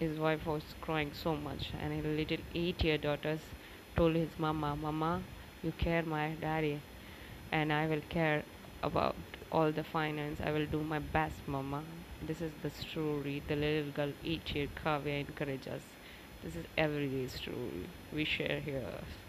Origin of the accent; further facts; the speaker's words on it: India; from India.